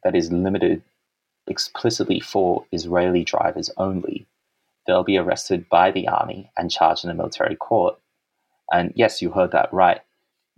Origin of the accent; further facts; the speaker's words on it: Sydney, New South Wales, Australia; Even though I was born in Sydney, I've always lived in Sydney